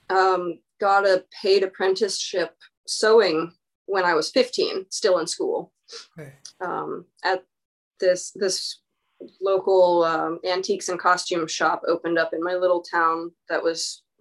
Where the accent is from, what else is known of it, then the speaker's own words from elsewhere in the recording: Cottage Grove, Oregon, United States; now in Portland, United States; when I moved to Portland from from Cottage Grove, my small Oregon rural town south of Eugene